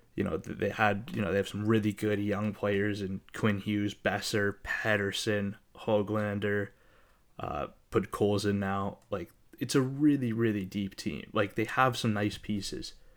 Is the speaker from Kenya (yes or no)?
no; Canada; we're Canadian